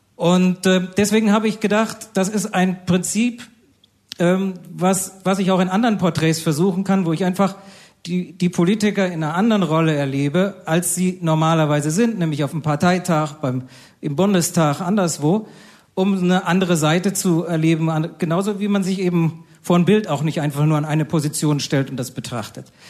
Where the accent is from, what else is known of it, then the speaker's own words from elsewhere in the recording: Bad Kreuznach, Rhineland-Palatinate, Germany; in meinem Heimatort Bad Kreuznach